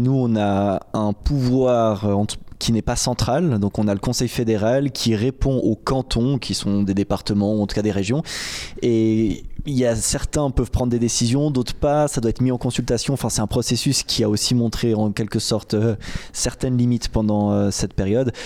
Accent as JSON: {"language": "French", "area": "French-speaking Switzerland", "region": "Romandy", "country": "Switzerland", "said": "chez nous en Suisse romande"}